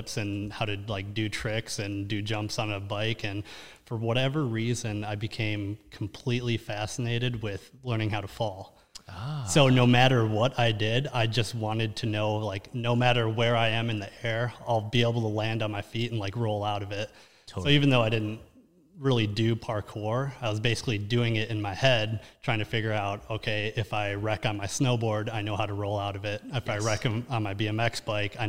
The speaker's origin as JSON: {"language": "English", "town": "Lino Lakes", "region": "Minnesota", "country": "United States", "tie": "born or raised there", "said": "So pretty much born and raised in Lionel Lakes, Minnesota, which is basically the northern suburb of Minneapolis"}